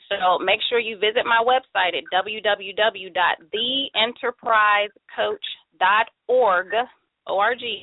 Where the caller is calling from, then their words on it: Mesa, Arizona, United States; I'm calling from Mesa, Arizona.